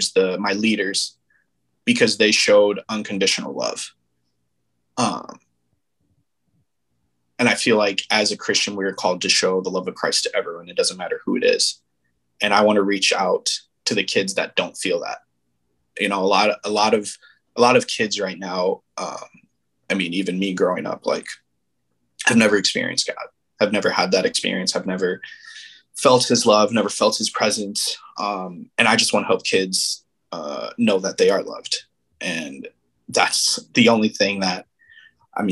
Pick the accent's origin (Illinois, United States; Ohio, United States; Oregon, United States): Illinois, United States; Aurora; now in Minnesota, United States; I grew up in Aurora, Illinois.